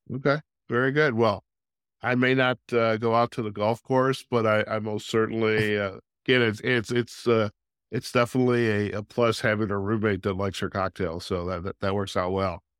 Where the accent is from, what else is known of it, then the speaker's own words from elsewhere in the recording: Michigan, United States; I grew up in Michigan